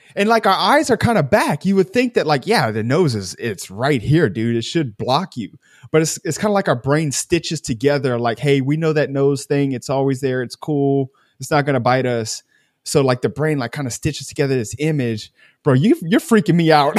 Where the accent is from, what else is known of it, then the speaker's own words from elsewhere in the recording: United States; I'm American